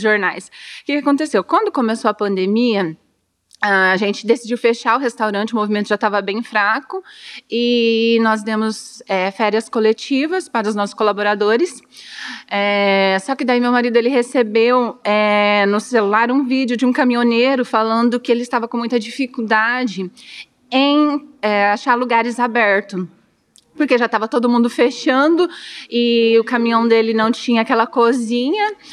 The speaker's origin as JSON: {"language": "Portuguese", "town": "Dourados", "region": "Mato Grosso do Sul", "country": "Brazil", "tie": "born or raised there", "said": "Nasci em Dourados, sou douradense, tenho 38 anos"}